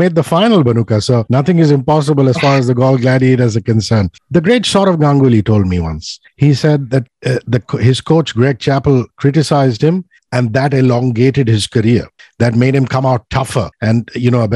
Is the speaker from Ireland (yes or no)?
no; India; being an Indian